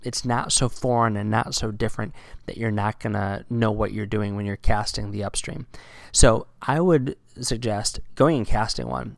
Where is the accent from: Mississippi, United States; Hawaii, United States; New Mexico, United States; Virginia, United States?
Virginia, United States; now in New England, United States; my hometown in Virginia